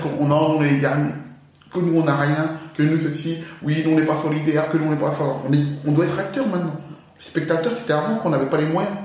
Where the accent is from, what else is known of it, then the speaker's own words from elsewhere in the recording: France; also born or lived in Paris / Villers-Cotterêts / Aulnay-sous-Bois; j'ai grandi dans le 02 à Villers-Cotterêts, grosse première partie de ma jeunesse. D'accord. La seconde partie, j'ai grandi à Aulnay-sous-Bois, chez ma tante